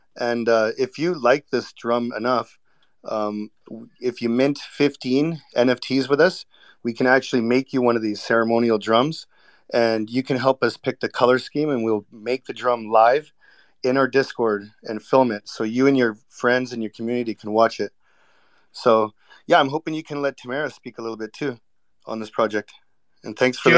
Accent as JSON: {"language": "English", "town": "Vancouver", "region": "British Columbia", "country": "Canada", "tie": "born or raised there", "said": "I was born and raised in Vancouver"}